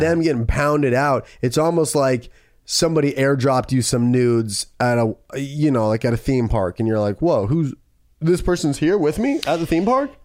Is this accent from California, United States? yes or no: yes; Camarillo, California, United States; my hometown in that, Camarillo